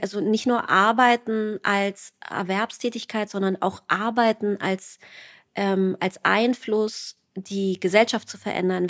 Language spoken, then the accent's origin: German; East Germany, Germany; ich bin Ostdeutsche